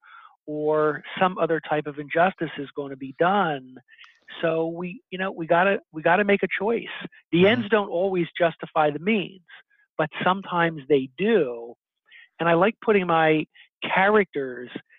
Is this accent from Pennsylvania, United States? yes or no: yes; Philadelphia, Pennsylvania, United States; Philadelphia, which is my hometown.